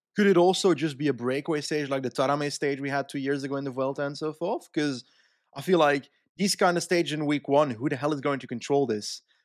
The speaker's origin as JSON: {"language": "English", "region": "Flanders", "country": "Belgium", "tie": "born or raised there", "said": "living in Flanders for my entire life"}